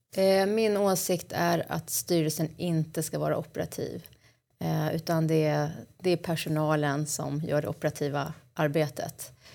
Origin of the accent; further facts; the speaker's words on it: Stockholm, Stockholm County, Sweden; Jag är uppvuxen i Hägersten och bor numera på Kungsholmen i Stockholm